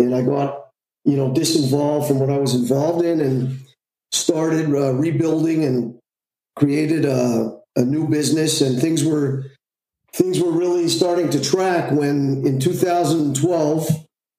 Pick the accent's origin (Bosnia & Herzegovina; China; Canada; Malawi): Canada; Montreal, Quebec; I'm from Montreal, Canada